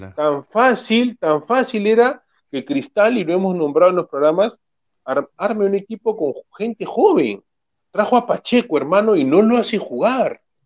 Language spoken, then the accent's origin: Spanish; Lima, Peru; yo soy del RIMAC, yo, bueno, nací en otro distrito, pero yo viví desde que nací en el RIMAC